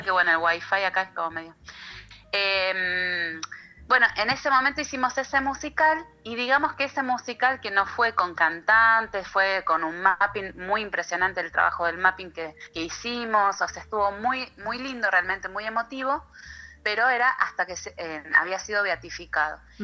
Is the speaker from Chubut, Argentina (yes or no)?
no; Buenos Aires, Argentina; moved away as an adult; now in Traslasierra, Argentina; yo soy nacida en Buenos Aires, en Capital Federal, hice toda mi formación académica allá, crecí